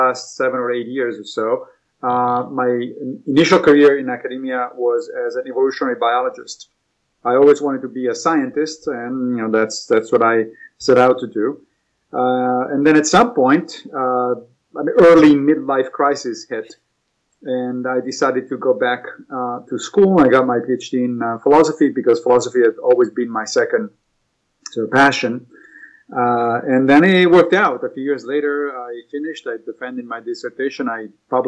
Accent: Rome, Lazio, Italy; English is a second language; moved away as an adult; also born or lived in Knoxville, Tennessee / Connecticut; now in United States; I was raised in Rome. I grew up there.

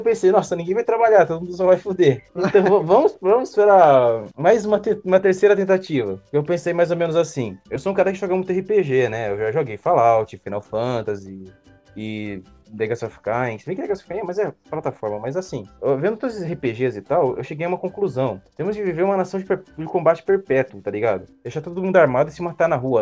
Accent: Brazil; eu sou brasileiro

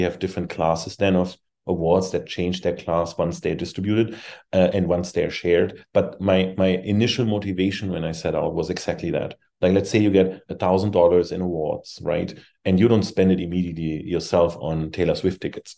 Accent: Germany; moved away as an adult; also born or lived in Europe; now in United States; I came from Germany.

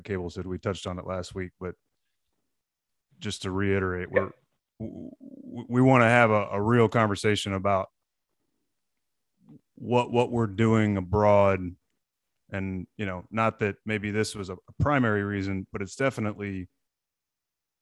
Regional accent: Portland, Texas, United States; I grew up in Portland

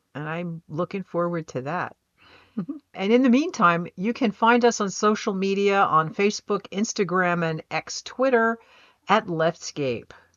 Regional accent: United States; I'm American.

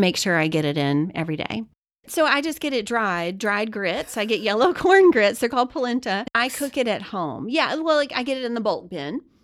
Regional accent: Louisiana, United States; I'm Cajun, I'm from Louisiana

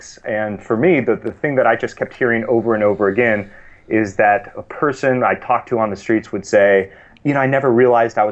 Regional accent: East Bay, San Francisco Bay Area, California, United States; I grew up in the East Bay, in the San Francisco Bay Area

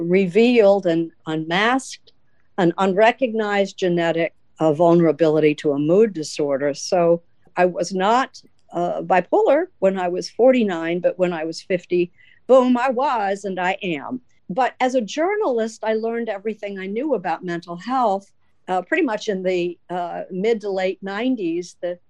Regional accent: Midwest, United States; I, being a Midwesterner

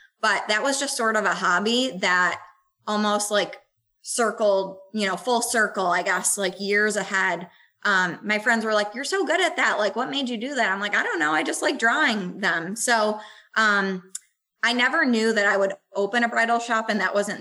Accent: Buffalo, New York, United States; moved away; I'm from Buffalo originally.

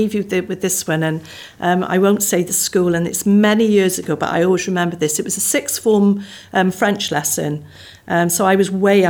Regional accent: Barry, Wales, United Kingdom; I was born and brought up in Barry. So I was brought up near the sea.

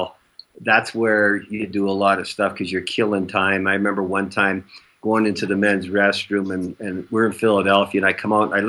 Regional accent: Canada; growing up in Canada

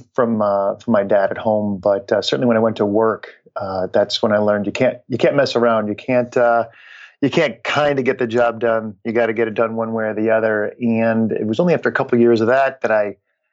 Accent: Schenectady, New York, United States; I grew up in Schenectady, New York

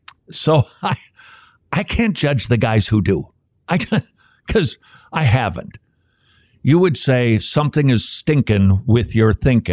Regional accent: Northern United States, United States; born there; I wasn't born in the South. I really can't comment on slavery. I realize that I'm a Northerner by birth.

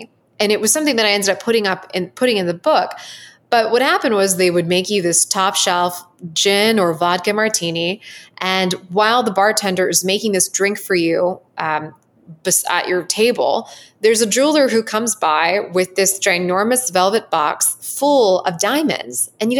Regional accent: Southern United States, United States; growing up in the Southern United States, it was very impressionable to me sometimes when I went to a private school

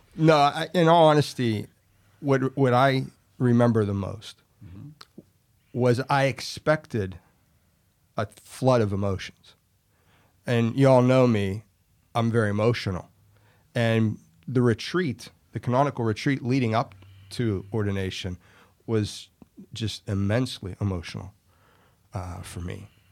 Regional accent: Ellwood City, Pennsylvania, United States; moved away as an adult; now in Florida, United States; Born originally in Elwood City, Pennsylvania, little town in Western P

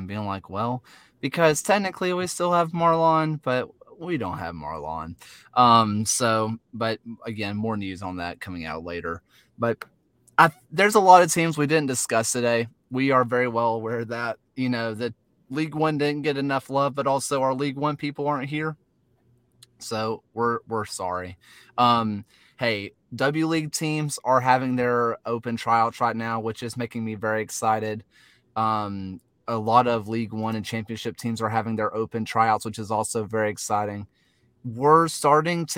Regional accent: the South, United States; accent: Southern; My Southern accent

